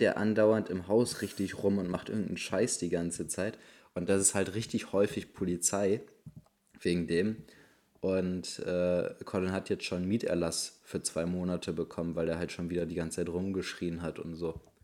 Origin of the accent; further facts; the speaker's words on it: Bremen, Germany; bei uns in Bremen